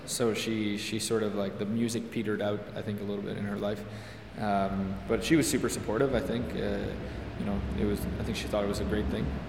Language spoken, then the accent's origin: English; Hudson, Quebec, Canada; I grew up in Hudson, which is like just west of Montreal.